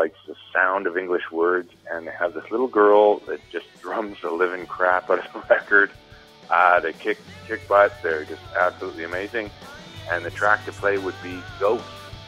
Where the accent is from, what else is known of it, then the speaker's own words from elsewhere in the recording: Toronto, Ontario, Canada; I'm from Toronto